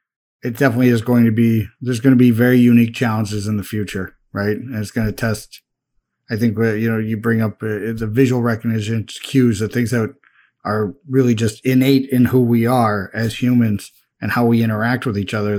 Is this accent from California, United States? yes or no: no; Mount Prospect, Illinois, United States; I grew up in Mount Prospect, not much changes in Mount Prospect